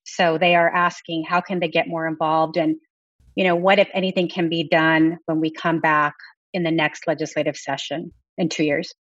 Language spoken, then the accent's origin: English; Texas, United States; I come from Texas